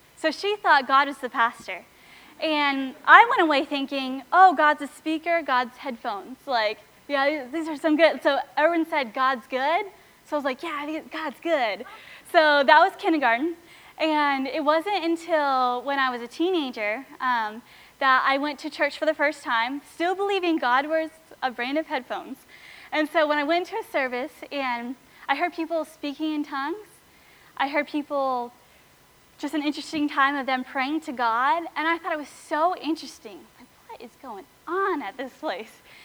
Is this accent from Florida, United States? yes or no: yes; Sebring, Florida, United States; now in Lakeland, United States; they live in my hometown, Sebring